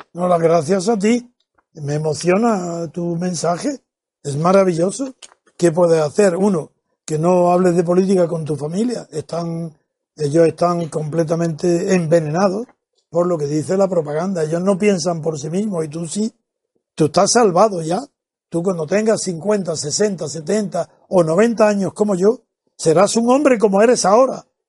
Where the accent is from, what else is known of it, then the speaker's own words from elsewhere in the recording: Spain; como español